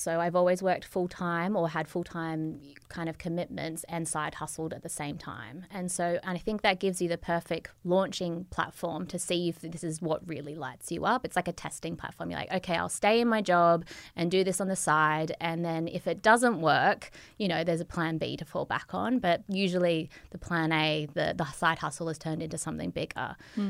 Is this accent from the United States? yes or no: no; Australia; moved away; hi, Lauren, I'm an Australian.